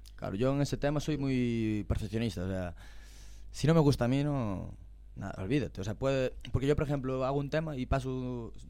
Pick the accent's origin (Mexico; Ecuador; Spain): Spain; As Neves, Galicia; Para mi pueblo, arraso total. Yo soy de las nieves